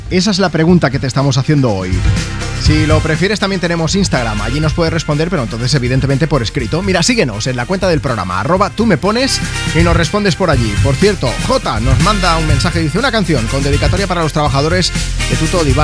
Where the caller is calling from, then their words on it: Campo de Criptana, Castilla-La Mancha, Spain; buenos días desde campo de Criptana, tierra de gigantes. … A mí me encanta mi pueblo